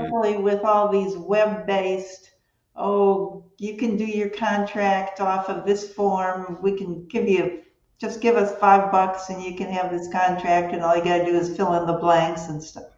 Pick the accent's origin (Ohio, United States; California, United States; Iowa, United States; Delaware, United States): Ohio, United States; Cleveland; moved away as an adult; now in Bonita Springs, United States; I'm from Cleveland, Ohio